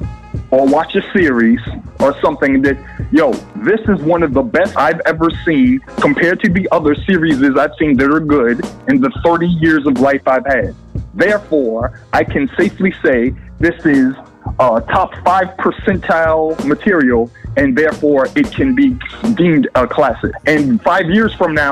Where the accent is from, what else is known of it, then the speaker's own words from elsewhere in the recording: Boston, Massachusetts, United States; I'm from Boston, Lower Roxbury, South End